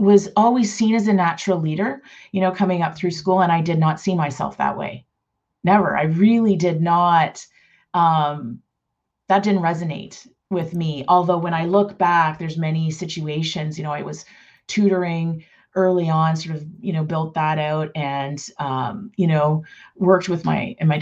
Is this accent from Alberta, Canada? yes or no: no; Toronto, Ontario, Canada; now in Mississauga, Canada; I grew up in Toronto proper